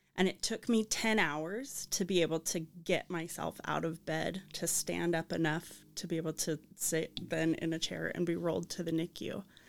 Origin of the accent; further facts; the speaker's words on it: Arizona, United States; moved away as an adult; now in Saint George, United States; I grew up in Arizona